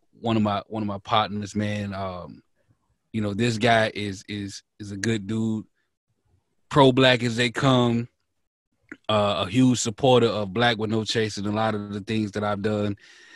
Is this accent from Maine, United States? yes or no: no; Mississippi, United States; born or raised there